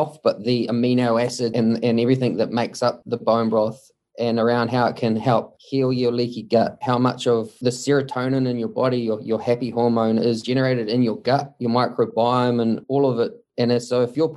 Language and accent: English; Mount Maunganui, Bay of Plenty, New Zealand; I was born and bred in Mount Maunganui. We grew up here